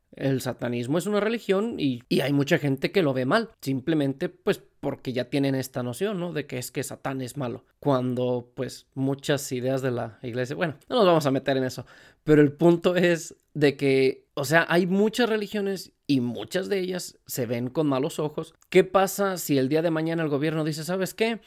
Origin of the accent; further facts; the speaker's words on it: Mexico; moved away; yo por ejemplo que vengo de México